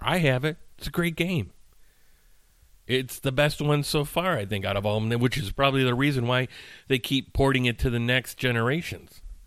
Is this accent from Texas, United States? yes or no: no; Chicagoland area, Illinois, United States; I consider myself from the Chicagoland area.